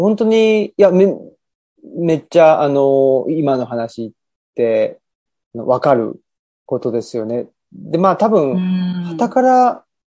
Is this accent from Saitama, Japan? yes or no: yes; Urawa, Saitama, Japan; moved away as an adult; also born or lived in Tokyo / Kansai; 埼玉で生まれ育ってた時は